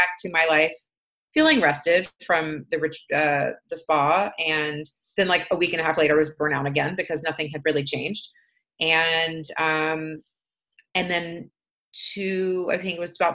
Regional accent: Atlanta, Georgia, United States; moved away; also born or lived in Washington; I grew up in Atlanta

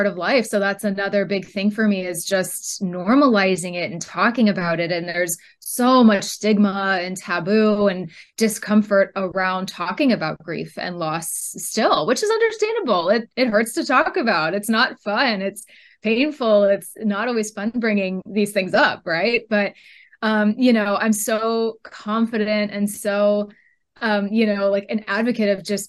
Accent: Northern California, United States; I am from Northern California

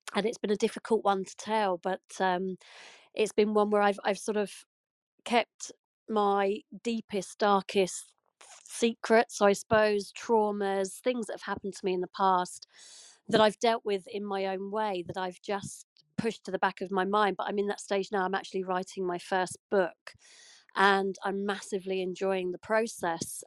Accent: United Kingdom; you can probably tell from my accent, I'm from the UK

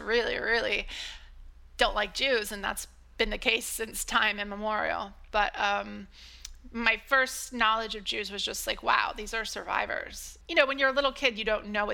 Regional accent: Ohio, United States; I was born in Ohio into a family with generations of Catholicism and mostly grew up in the countryside, middle of nowhere, a small rural community

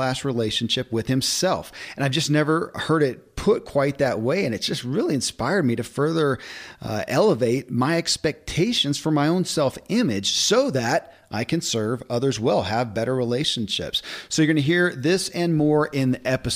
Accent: Kentucky, United States; born or raised there

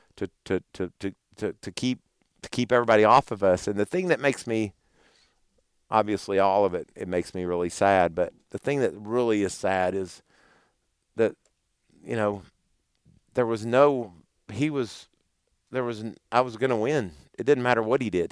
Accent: Owensboro, Kentucky, United States; Owensboro. That's my hometown

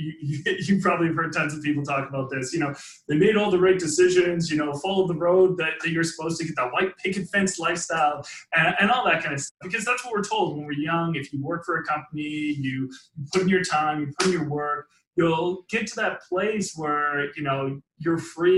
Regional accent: Langley, British Columbia, Canada; I grew up just in Vancouver, British Columbia, actually, Langley to be exact

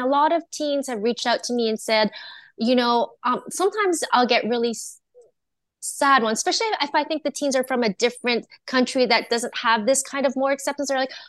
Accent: Canada; born there; Even though I was born in Canada, I'm Chinese and Japanese, so I try to incorporate some of my culture into it

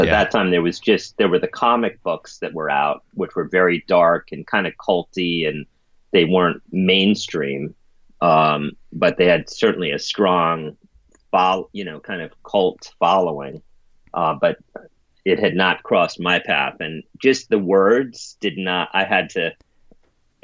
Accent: New York City, New York, United States; I grew up in the East Village and was very rough and tumultuous neighborhood

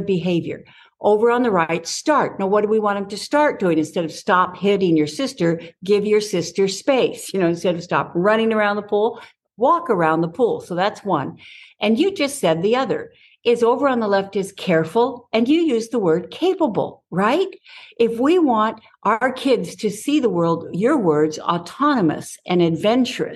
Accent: Southern California, United States; I grew up in Southern California

